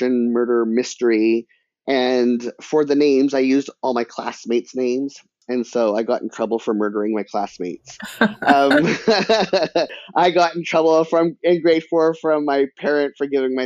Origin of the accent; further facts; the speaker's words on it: British Columbia, Canada; I'm Canadian. And in the education system in British Columbia, creative writing is mandatory from like grade 4 to grade 12